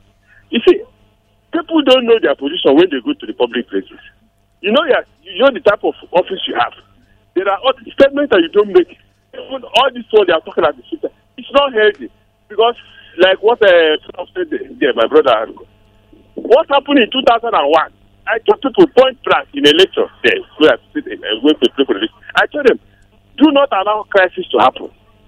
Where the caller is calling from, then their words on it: Nigeria; I'm calling from Blue Village in Anglujos.